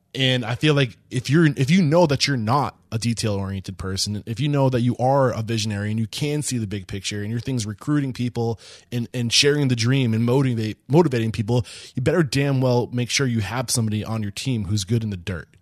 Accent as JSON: {"language": "English", "region": "Northeast", "country": "United States", "tie": "born or raised there", "also_born_or_lived": "New Hampshire", "said": "growing up in the Northeast"}